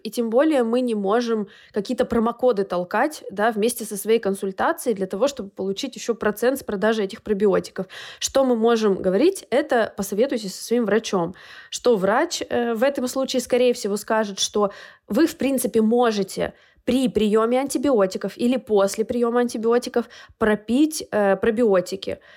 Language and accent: Russian; Urals, Russia; moved away; в нашей школе, я с Урала